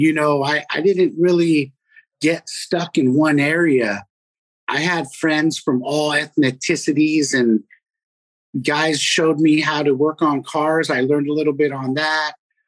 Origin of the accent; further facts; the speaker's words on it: Fremont, California, United States; Growing up in Fremont was cool, man. Everybody was real friendly.